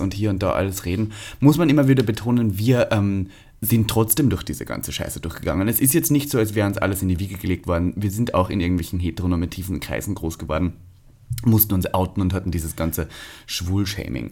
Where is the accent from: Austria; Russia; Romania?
Austria; now in Germany; ich bin Österreicher, Staatsbürgerschafts